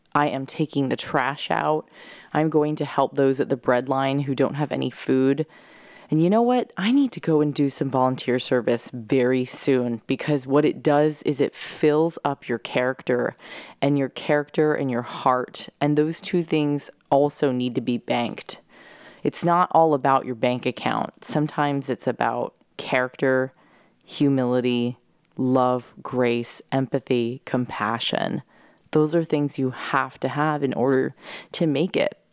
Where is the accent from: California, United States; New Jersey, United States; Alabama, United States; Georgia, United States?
California, United States; San Diego; now in New York, United States; my bedroom where I grew up in San Diego